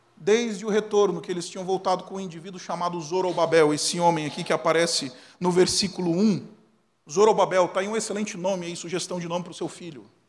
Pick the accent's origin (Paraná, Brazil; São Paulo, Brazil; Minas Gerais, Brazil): São Paulo, Brazil; ABC Paulista; eu sou do ABC Paulista